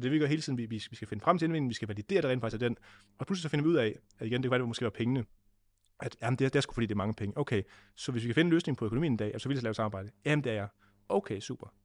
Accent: Denmark; hvor jeg kommer fra i Vestland

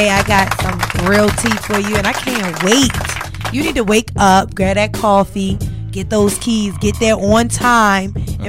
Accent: Baltimore, Maryland, United States; moved away as an adult; now in Atlanta, United States; I was in my hometown. Baltimore, Maryland. Shout out to the 410.

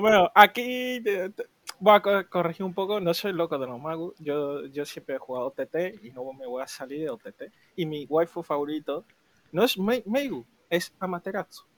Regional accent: Málaga, Andalusia, Spain; nosotros somos de Málaga, capital

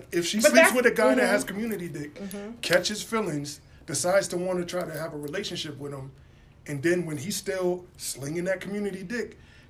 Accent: Bridgeport, Connecticut, United States; I'm from this city, Bridgeport. I'm from Bridgeport.

